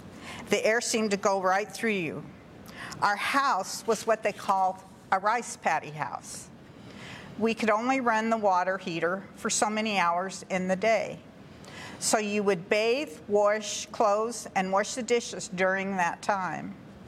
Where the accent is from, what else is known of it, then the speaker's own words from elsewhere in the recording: Montrose, Colorado, United States; also born or lived in San Jose, California / Blanding, Utah / Cortez, Colorado; We moved to Colorado when I was like 6 weeks old. We have lived in Blanding, Utah, Cortez, Colorado, and we moved back to Montrose, where my parents are from, when I was in the fourth grade.